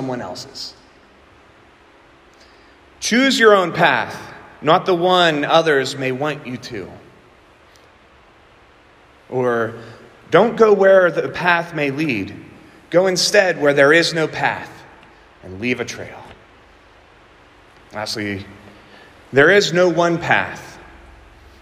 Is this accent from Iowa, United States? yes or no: no; southwestern Pennsylvania, United States; accent: southwestern Pennsylvania; my southwestern Pennsylvania accent